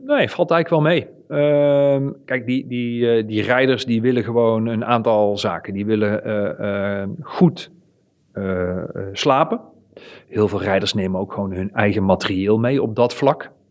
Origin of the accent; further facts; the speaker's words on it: Netherlands; Wij als Nederlanders